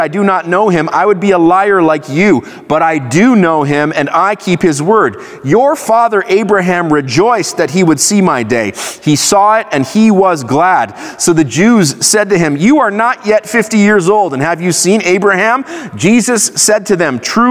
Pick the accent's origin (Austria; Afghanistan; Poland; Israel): Israel; I grew up in Israel. I went to Hebrew school